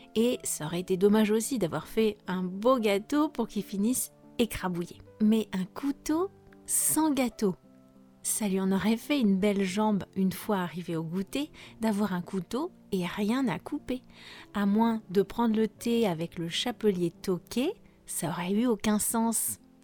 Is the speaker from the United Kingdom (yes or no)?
no; France; je suis française